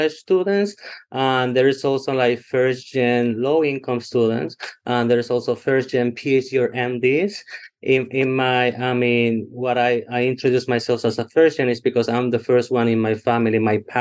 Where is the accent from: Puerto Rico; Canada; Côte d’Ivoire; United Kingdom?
Puerto Rico; English is a second language; moved away as an adult; also born or lived in Texas / Pennsylvania; now in Dallas, United States; I'm from a really, really small town in Puerto Rico, first gen college student